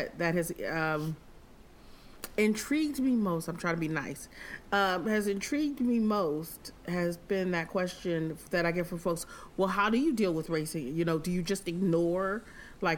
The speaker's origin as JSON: {"language": "English", "region": "the North", "country": "United States", "tie": "born or raised there", "said": "I'm from the North. My mother's a medical professional. So we had friends of all races"}